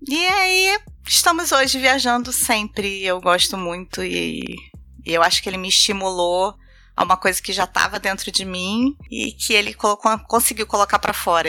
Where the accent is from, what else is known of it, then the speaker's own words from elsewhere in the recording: Rio de Janeiro, Brazil; É, eu sou carioca, vivi minha infância inteira no Rio de Janeiro